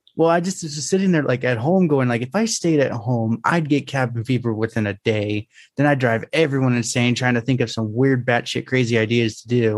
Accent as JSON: {"language": "English", "region": "California", "country": "United States"}